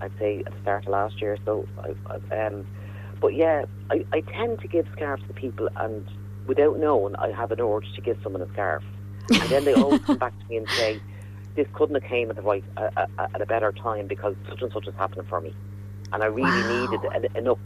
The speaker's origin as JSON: {"language": "English", "country": "Ireland", "said": "us as Irish people"}